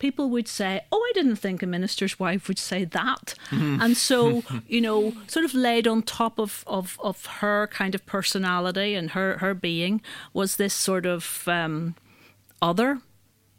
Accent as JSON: {"language": "English", "region": "Northern Ireland", "country": "United Kingdom", "said": "I'm from Northern Ireland, and it's a fairly religious"}